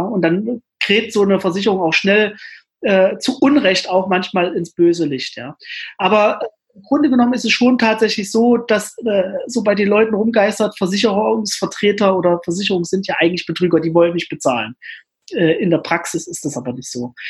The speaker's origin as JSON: {"language": "German", "town": "Jena", "region": "Thuringia", "country": "Germany", "tie": "born or raised there", "said": "in meiner alten Heimatstadt, in Jena, wo ich auch heute lebe"}